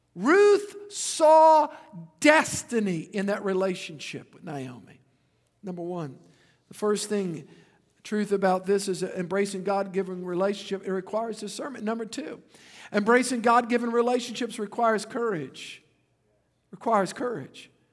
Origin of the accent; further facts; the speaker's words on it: Louisiana, United States; I'm from Louisiana